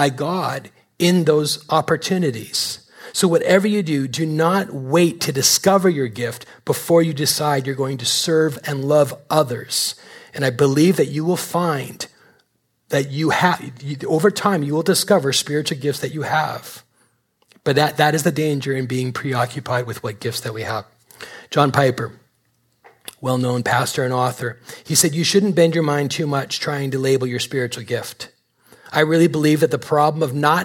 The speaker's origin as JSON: {"language": "English", "country": "Canada", "moved": "yes", "said": "I'm Canadian"}